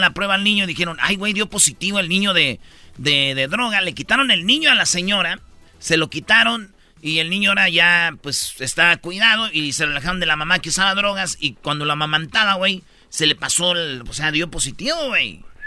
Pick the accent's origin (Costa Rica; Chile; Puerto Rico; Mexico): Mexico; Jiquilpan, Michoacán; moved away; allá en mi pueblo, en Jiquilpan, Michoacán